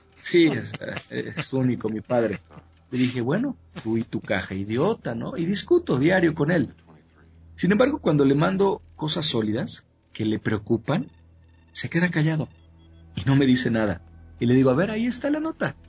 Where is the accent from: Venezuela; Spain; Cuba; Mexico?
Mexico; Con México, bueno, tengo todo que ver, nací aquí, mi madre es de aquí, mis costumbres, mi infancia, mi crecimiento, todo está aquí